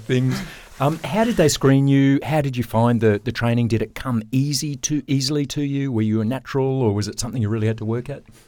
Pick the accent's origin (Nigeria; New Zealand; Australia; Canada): Australia; growing up in Australia